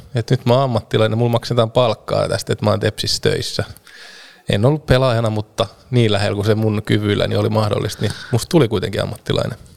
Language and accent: Finnish; Vahto, Southwest Finland, Finland; mä oon kotoisin Vahdolta, mistä on Turun, Turkuun sitten reilu 20 kilsaa, 25 kilsaa matkaa